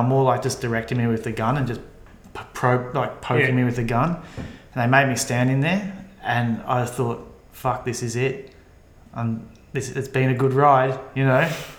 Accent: Colombia; I mean, so I come from Colombia and I was in Panama.

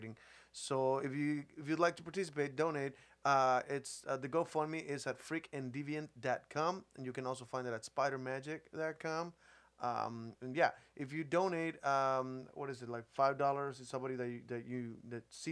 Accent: Mexico; I'm from Mexico.

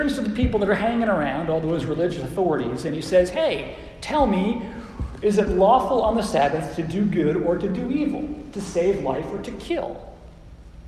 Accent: Phoenix, Arizona, United States; now in Oklahoma City, United States; I was raised in Phoenix, Arizona

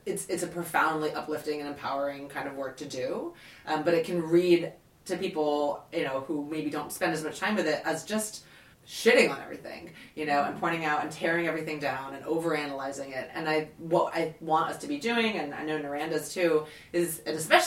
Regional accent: Southern Virginia, United States; moved away; also born or lived in England; I grew up in Virginia, in Southern Virginia

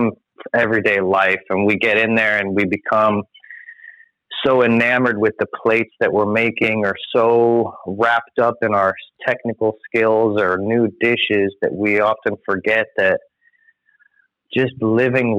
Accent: Florida, United States; moved away as an adult; also born or lived in California; born and raised in Florida, moved back

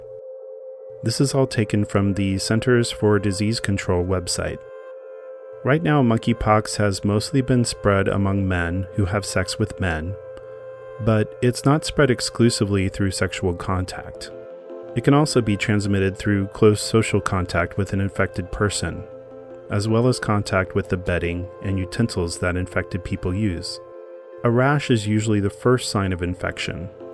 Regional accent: Wichita, Kansas, United States; my hometown of Wichita, Kansas

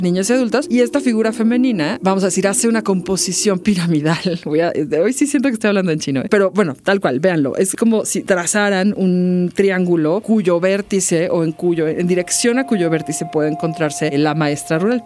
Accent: Mexico

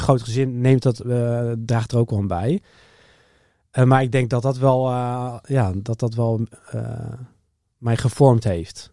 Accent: Harderwijk, Gelderland, Netherlands; moved away as an adult; also born or lived in Alphen aan de Rijn / The Hague; ik ben opgegroeid in Harderwijk

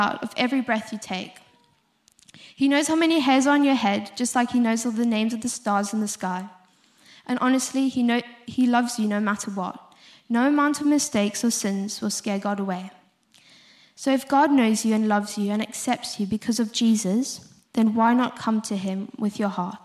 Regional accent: South Africa; accent: South African; moved away; If you couldn't hear from my accent, I'm South African.

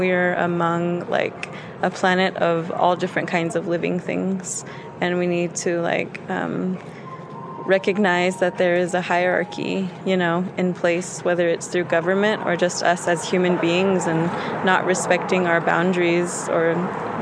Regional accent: Phoenix, Arizona, United States; I am from Phoenix, Arizona.

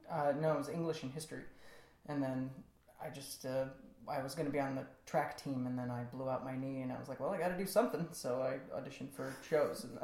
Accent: Elk Grove Village, Illinois, United States; I grew up in Elk Grove Village.

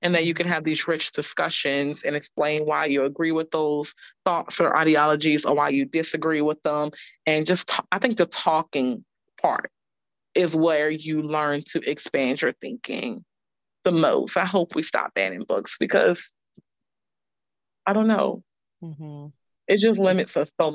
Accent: New Orleans, Louisiana, United States; now in Charlotte, United States; we started reading novels in like 7th grade when I grew up in Louisiana

